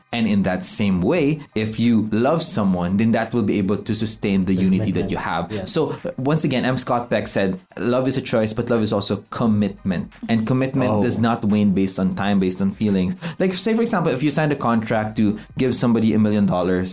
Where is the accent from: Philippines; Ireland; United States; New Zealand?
Philippines; we're from the Philippines